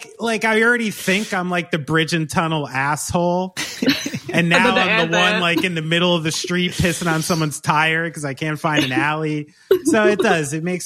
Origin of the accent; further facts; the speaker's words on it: New Jersey, United States; accent: Jersey; my shit Jersey accent